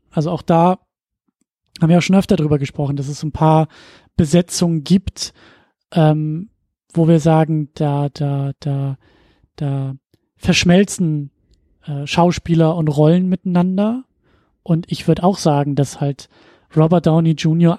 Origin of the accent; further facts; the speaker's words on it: Husum, Schleswig-Holstein, Germany; moved away; in meiner Heimatstadt, Kleinstadt äh, in Husum